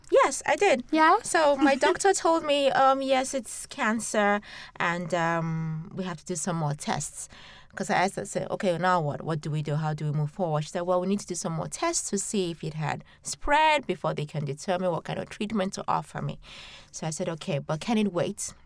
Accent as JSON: {"language": "English", "country": "Nigeria", "tie": "born or raised there", "moved": "yes", "lives_now": "London, United Kingdom", "said": "a Nigerian growing up in Nigeria"}